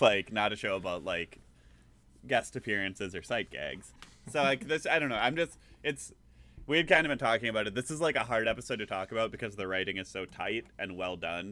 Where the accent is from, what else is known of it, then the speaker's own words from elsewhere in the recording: Green Bay, Wisconsin, United States; growing up in the Green Bay Area